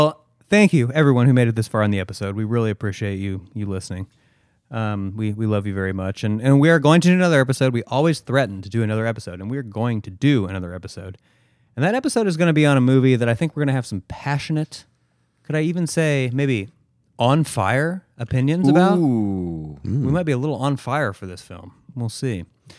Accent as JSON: {"language": "English", "town": "Indianapolis", "region": "Indiana", "country": "United States", "tie": "born or raised there", "said": "Yeah, northeast side of Indy."}